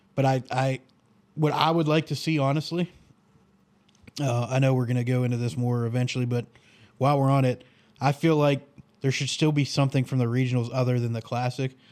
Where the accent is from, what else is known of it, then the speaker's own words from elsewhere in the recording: the North, United States; I'm from the North.